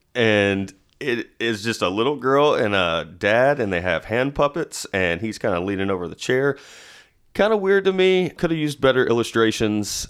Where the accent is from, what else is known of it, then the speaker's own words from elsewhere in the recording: Nashville, Tennessee, United States; also born or lived in Madison, Tennessee; I'm from Nashville. Uh, I currently live in Madison, which some would not consider Nashville.